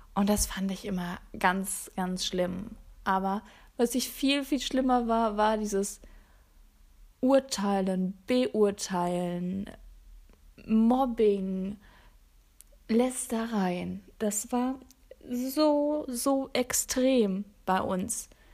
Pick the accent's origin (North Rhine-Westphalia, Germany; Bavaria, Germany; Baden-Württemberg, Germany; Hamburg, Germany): North Rhine-Westphalia, Germany; Sauerland; moved away; Ich bin auf dem Land groß geworden genauer gesagt in einem 95 Einwohnerdorf. Ja, 95. Super klein. Und vielleicht sagt das dem einen oder anderen was aus Nordrhein-Westfalen, dem schönen Sauerland